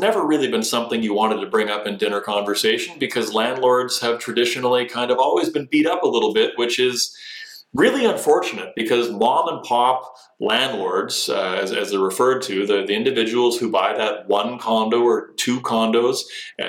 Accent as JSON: {"language": "English", "country": "Canada"}